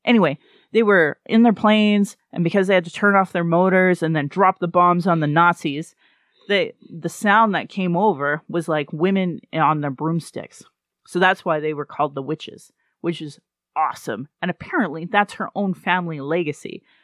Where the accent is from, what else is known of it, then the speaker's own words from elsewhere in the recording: Sylvan Lake, Alberta, Canada; now in Calgary, Canada; I grew up in Sylvan Lake